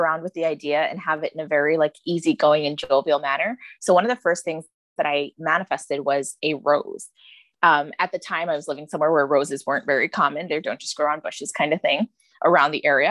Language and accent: English; New York, United States; I was raised in America.